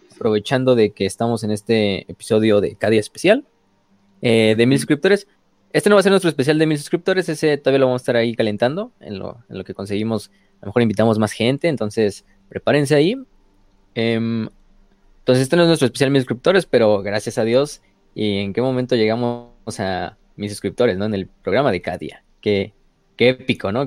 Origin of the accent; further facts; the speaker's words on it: Mexico; Como mexicanos